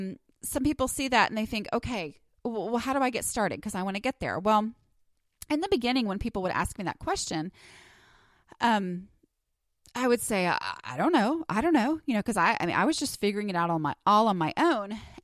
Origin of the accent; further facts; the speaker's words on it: New York, United States; accent: New York; and that's my New York accent in case you're wondering